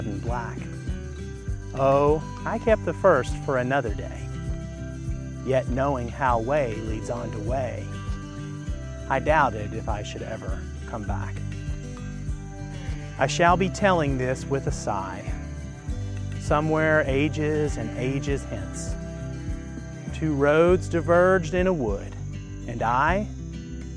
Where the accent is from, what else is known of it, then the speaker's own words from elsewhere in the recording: Kentucky, United States; moved away; Kentucky's my home state